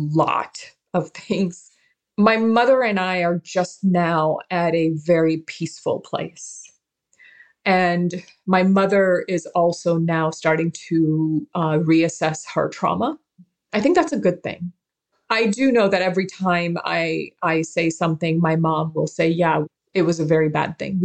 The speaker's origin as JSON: {"language": "English", "town": "Karachi", "region": "Sindh", "country": "Pakistan", "tie": "born or raised there", "also_born_or_lived": "Arizona", "moved": "yes", "lives_now": "United States", "said": "I was born in Karachi, as was my mom"}